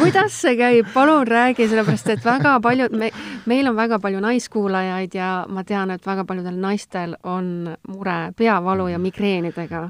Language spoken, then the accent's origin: Estonian; Estonia; ma olengi tegelikult keskmine eestlane